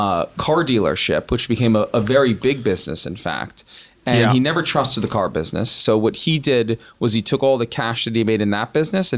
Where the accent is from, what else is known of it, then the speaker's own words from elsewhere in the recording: Los Angeles, California, United States; I think I'm fourth generation from Los Angeles. You'll edit this out, but from for a Jew in L.A., that's like we came over on the Mayflower, basically.